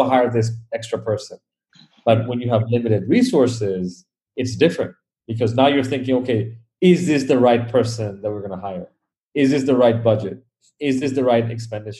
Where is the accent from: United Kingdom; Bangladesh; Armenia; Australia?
Bangladesh; growing up in Bangladesh, we never had unlimited money, unlimited anything.